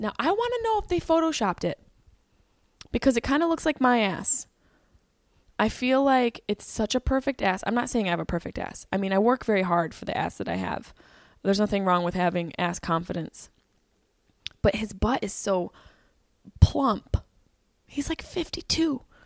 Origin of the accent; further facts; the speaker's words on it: Syracuse, New York, United States; moved away; Syracuse, New York, and performed at the Funny Bone, my hometown, my home club